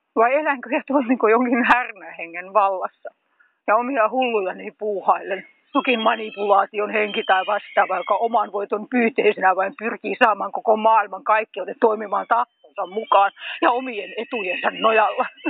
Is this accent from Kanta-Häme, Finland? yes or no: no; Tampere, Pirkanmaa, Finland; moved away as an adult; now in Hämeenlinna, Finland; Olen itse syntyisin Tampereelta.